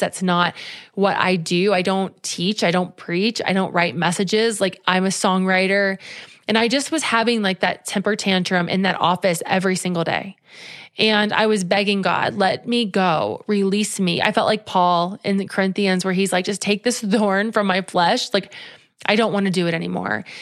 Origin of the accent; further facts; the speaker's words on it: Cincinnati, Ohio, United States; moved away as an adult; had we stayed in Cincinnati